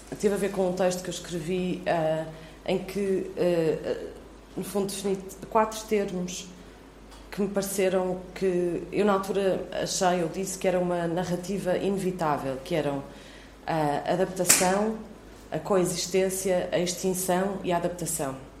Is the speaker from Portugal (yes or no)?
yes; Viseu, Portugal; eu cresci em Viseu